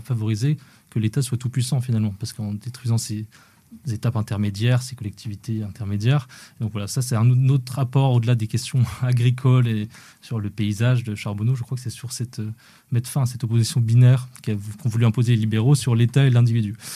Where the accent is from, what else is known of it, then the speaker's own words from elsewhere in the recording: Haut-Doubs, Bourgogne-Franche-Comté, France; je viens du, du, du Haut-Doubs à la frontière suisse